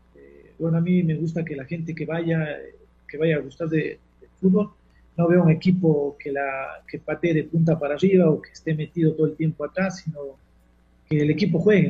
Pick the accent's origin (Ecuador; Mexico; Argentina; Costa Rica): Ecuador; Cuenca, Azuay; nosotros somos de Cuenca